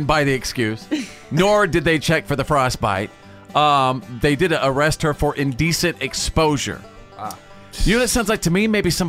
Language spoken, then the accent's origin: English; North Texas, United States; My mother in North Texas raised me on chicken nuggets.